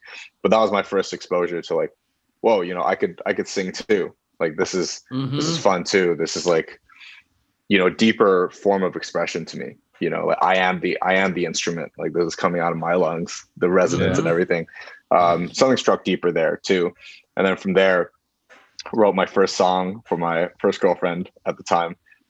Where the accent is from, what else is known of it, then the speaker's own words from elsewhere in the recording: Beijing, China; moved away as an adult; now in United States; so I grew up in Beijing for most of my life. That's where I went to school and everything.